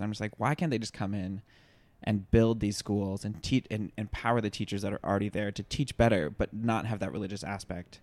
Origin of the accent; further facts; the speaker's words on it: the South, United States; growing up in the South